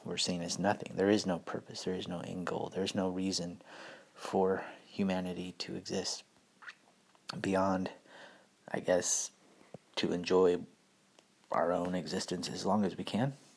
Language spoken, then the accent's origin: English; United States; being an American